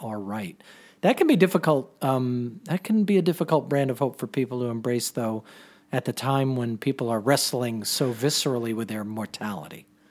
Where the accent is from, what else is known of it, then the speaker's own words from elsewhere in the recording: Mystic, Connecticut, United States; I grew up in Mystic